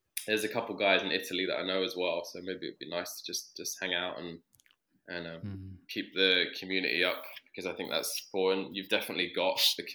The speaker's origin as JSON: {"language": "English", "region": "London", "country": "United Kingdom", "tie": "born or raised there", "also_born_or_lived": "Sydney", "said": "I grew up in London"}